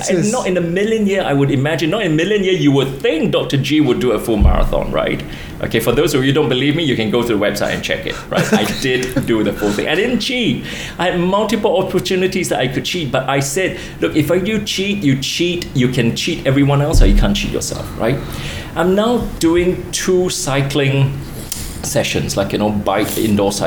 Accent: Kota Bharu, Kelantan, Malaysia; moved away; I lived through the years when I grew up in Kota Baru.

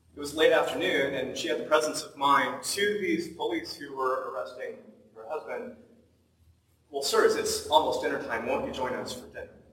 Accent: Portland, Oregon, United States; moved away as an adult; now in Washington, United States; I grew up in Portland, Oregon

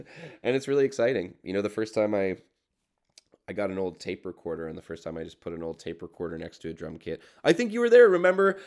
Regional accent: Burlington, Ontario, Canada; I grew up in Burlington, which is like the, has the nine oh five

